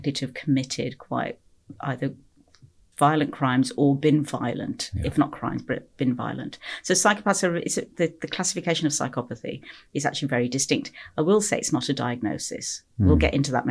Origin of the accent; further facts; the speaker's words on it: Stourbridge, West Midlands, United Kingdom; moved away as an adult; also born or lived in Kingswinford / Liverpool; I grew up in the Midlands here in the UK, Stourbridge. That area just outside Birmingham